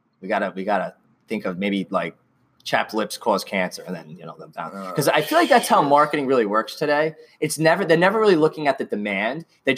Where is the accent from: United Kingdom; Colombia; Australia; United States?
United States; Franklin Square, New York; born or raised there